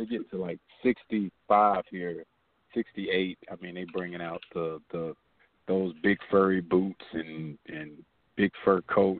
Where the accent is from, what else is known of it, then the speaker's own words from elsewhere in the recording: Tampa Bay area, Florida, United States; also born or lived in Bartow, Florida / Haines City, Florida / Clearwater, Florida / Largo, Florida; I lived in Haines City a little when I was like a baby. But I grew up majority of my life in the Tampa Bay area. I don't know if you're familiar with Clearwater / Largo. I grew up part of my life in Clearwater and Largo, Florida. That's all Tampa Bay area.